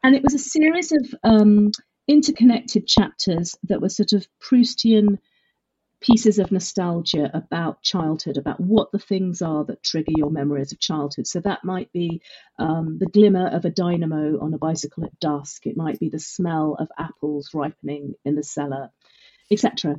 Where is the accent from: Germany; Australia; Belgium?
Belgium; Brussels; born there; also born or lived in United Kingdom; I was born in Brussels. I had always grown up sort of semi-bilingual with very Francophile British parents who were working out there. I had most of my education in the UK, but that French influence was very deep culturally.